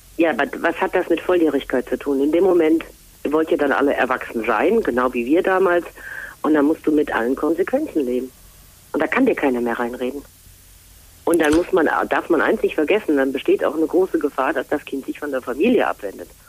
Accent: Rhineland, Germany; moved away as an adult; also born or lived in Fulda; uns Rheinländer

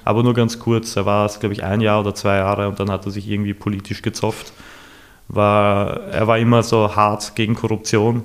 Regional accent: Vienna, Austria; ich bin im 22. aufgewachsen

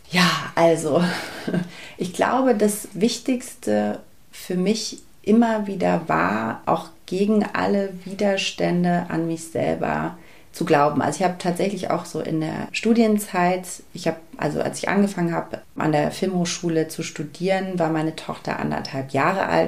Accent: Berlin, Germany; ich bin ostsozialisiert. Meine Eltern sind eben beide aus dem Osten. Ich bin in Ostberlin geboren.

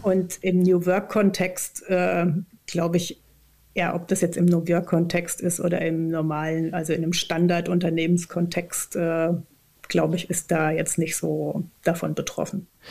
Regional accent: Germany; moved away as an adult; also born or lived in Saint-Étienne, France / Berlin; Ich bin auf dem Land aufgewachsen, im südlichen Odenwald, ähm, also ungefähr zwischen äh, Heidelberg und Würzburg

